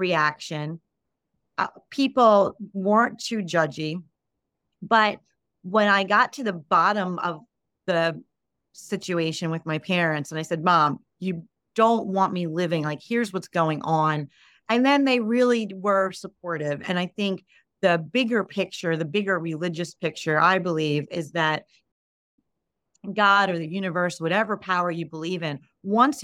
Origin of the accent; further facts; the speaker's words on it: United States; I'm Italian as well, but, you know, obviously raised in America